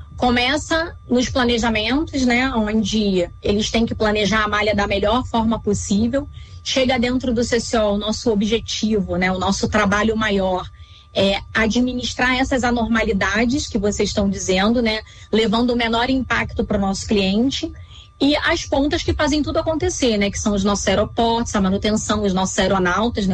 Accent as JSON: {"language": "Portuguese", "region": "Rio de Janeiro", "country": "Brazil", "said": "eu sou carioca, morava no Rio de Janeiro"}